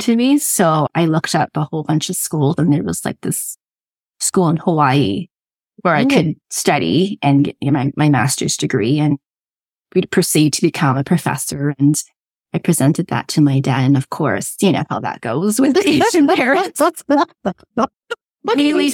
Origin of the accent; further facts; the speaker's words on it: Toronto, Ontario, Canada; also born or lived in Durham Region, Ontario; I grew up in Toronto, where my parents still are, and I'm living in the Durham region of Ontario right now.